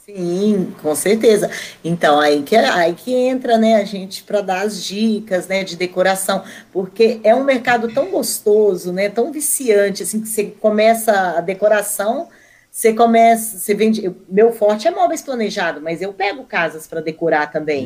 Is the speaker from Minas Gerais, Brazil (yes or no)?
yes; Curvelo, Minas Gerais, Brazil; moved away as an adult; also born or lived in Belo Horizonte; now in Mogi das Cruzes, Brazil; Eu sou de Minas Gerais, né, mas eu, eu morava no interior. Eu uhum. nasci em Belo Horizonte